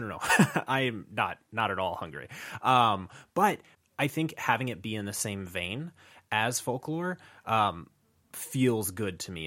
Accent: New Mexico, United States; growing up in New Mexico

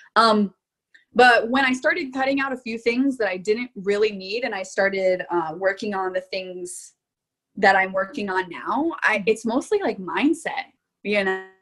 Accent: Florida, United States; moved away as an adult; now in Rock Island, Illinois, United States; I came from Florida

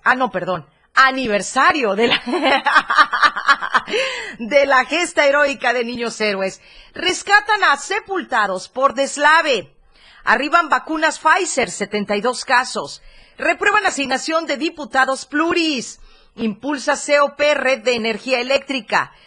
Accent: Mexico; somos imprudentes los mexicanos

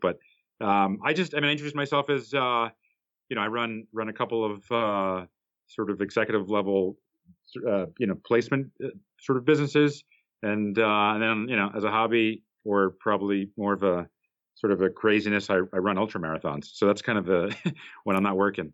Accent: New Jersey, United States; I grew up in New Jersey, which is about four miles outside of uh, at least the part that I grew up in was about about four miles outside of uh, New York City.

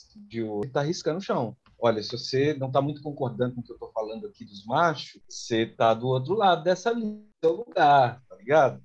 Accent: Belo Horizonte, Minas Gerais, Brazil; also born or lived in São Paulo; eu sou paulistano, é, de, na, de nascença, minhas raízes são mineiras, né? sou amineirado pelas raízes e por ter voltado para cá, muito novo

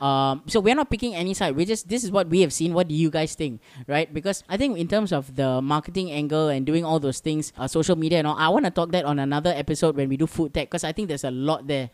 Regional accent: Singapore; I'm Singaporean

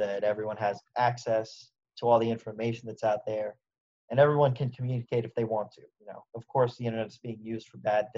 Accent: United States; as an American

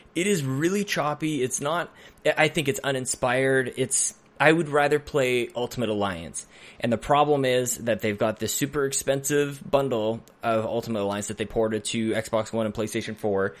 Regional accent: Edmonton, Alberta, Canada; I grew up on North, in Northside Edmonton

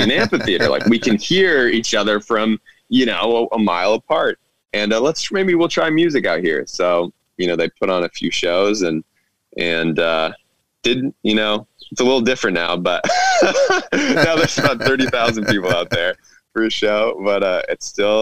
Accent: Montana, United States; I grew up in Montana

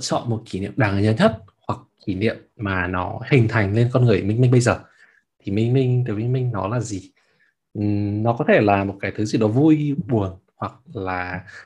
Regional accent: Hanoi, Vietnam; moved away as an adult; now in Berlin, Germany; tớ từ bỏ cái việc mà tớ ở Hà Nội

